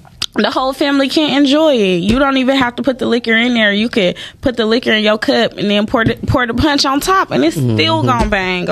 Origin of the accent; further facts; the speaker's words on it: Atlanta, Georgia, United States; I'm from know. Atlanta. I'm from the South, y'all